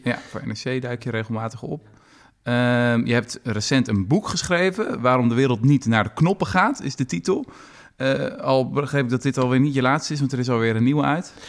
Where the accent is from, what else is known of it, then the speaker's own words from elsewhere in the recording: Netherlands; ik als, als Nederlander